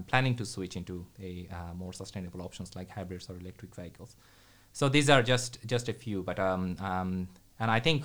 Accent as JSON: {"language": "English", "country": "Bangladesh", "tie": "born or raised there", "also_born_or_lived": "Dhaka, Bangladesh", "moved": "as an adult", "lives_now": "Sweden", "said": "I grew up in Bangladesh, and I left pretty early, actually, 11 years ago."}